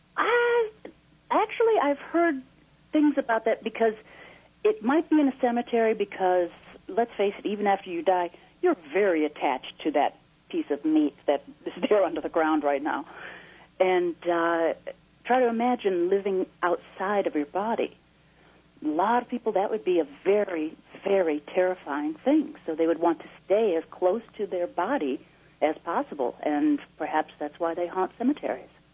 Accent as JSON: {"language": "English", "town": "Naperville", "region": "Illinois", "country": "United States", "tie": "born or raised there", "said": "growing up in Naperville"}